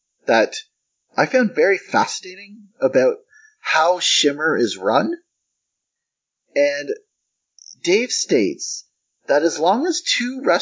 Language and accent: English; Canada; as a Canadian